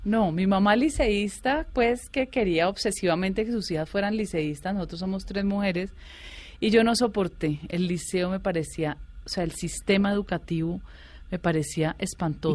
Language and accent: Spanish; Cali, Valle del Cauca, Colombia; moved away as an adult; also born or lived in Bogotá, Colombia; yo soy caleña, mi familia bugueña, ¿sí? Mis cuatro abuelos de Buga